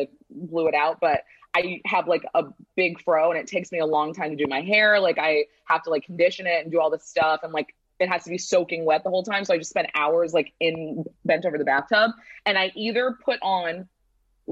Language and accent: English; St. Louis, Missouri, United States; moved away as an adult; also born or lived in Pennsylvania / New York; now in Los Angeles, United States; I grew up in St. Louis, Midwest as well